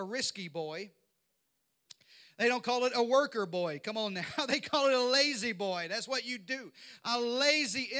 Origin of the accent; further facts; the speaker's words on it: Arkansas, United States; I grew up in Arkansas. I know you can't tell from this accent, but I grew up in the deep south